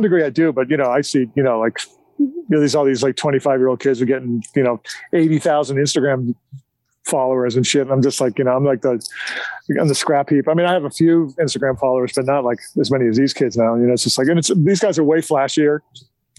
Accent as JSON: {"language": "English", "town": "Boston", "region": "Massachusetts", "country": "United States", "accent": "Boston", "said": "my Boston accent"}